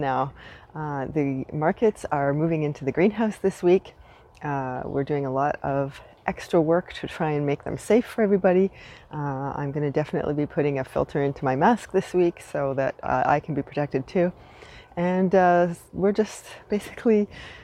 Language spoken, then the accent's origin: English; Canada; now in Montreal, Canada; I am unapologetically Canadian